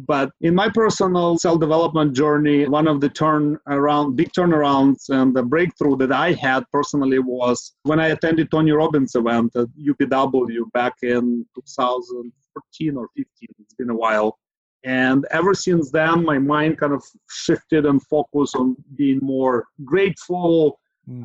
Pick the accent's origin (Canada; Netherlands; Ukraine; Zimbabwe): Ukraine; now in San Francisco Bay Area, United States; Originally, I I'm from Ukraine. I've lived in Bay Area in the Silicon Valley for the last 20 years or so